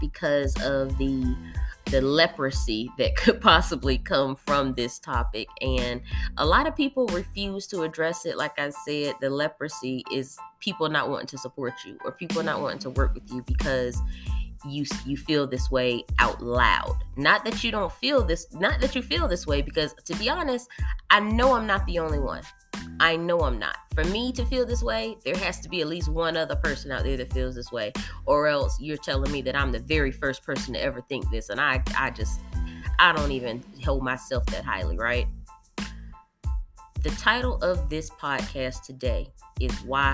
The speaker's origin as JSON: {"language": "English", "region": "North Carolina", "country": "United States", "moved": "as an adult", "lives_now": "Texas, United States", "said": "I'm from North Carolina. I moved from North Carolina about a year and a half ago."}